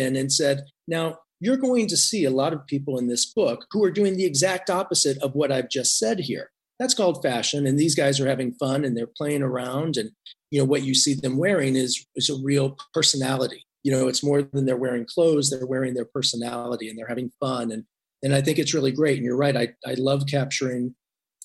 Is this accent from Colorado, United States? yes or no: no; Indiana, United States; I grew up in Indiana